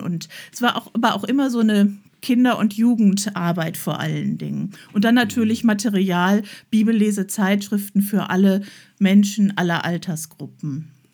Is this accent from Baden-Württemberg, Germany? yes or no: no; Emmerich, North Rhine-Westphalia, Germany; now in Oberbergischer Kreis, Germany; ich komm ja vom Niederrhein, wo man mit einem Fahrrad zwischen den Beinen aufwächst